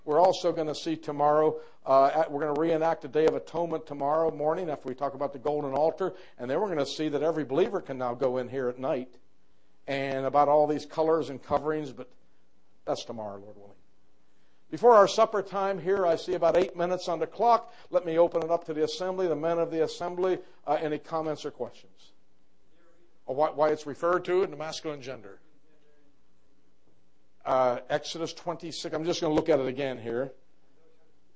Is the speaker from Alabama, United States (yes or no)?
no; New York, United States; I come from New York